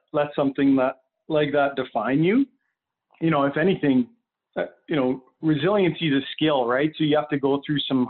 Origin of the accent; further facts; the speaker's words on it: Lethbridge, Alberta, Canada; I'm originally from Lethbridge